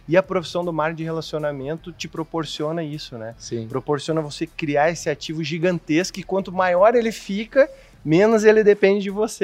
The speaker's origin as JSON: {"language": "Portuguese", "town": "Porto Alegre", "region": "Rio Grande do Sul", "country": "Brazil", "tie": "born or raised there", "said": "sou natural de Porto Alegre"}